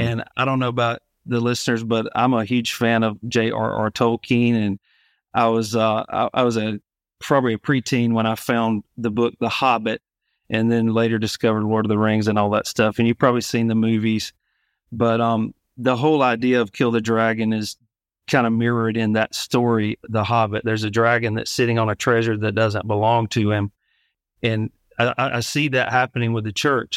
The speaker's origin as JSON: {"language": "English", "region": "Alabama", "country": "United States", "tie": "born or raised there", "moved": "as an adult", "lives_now": "Savannah, United States", "said": "I grew up in Alabama originally. In two thousand seventeen, we moved to Savannah, Georgia"}